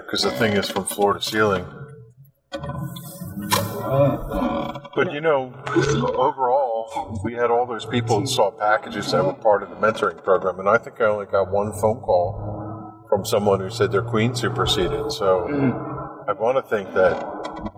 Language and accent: English; New Jersey, United States; we're from Jersey